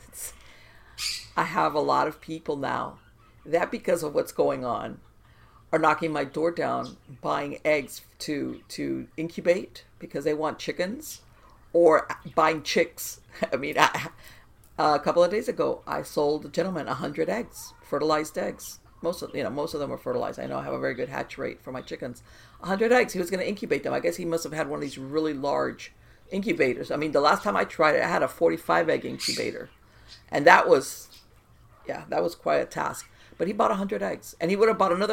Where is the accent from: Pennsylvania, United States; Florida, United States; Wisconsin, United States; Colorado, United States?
Florida, United States; South; I was born in South Florida. I grew up in South Florida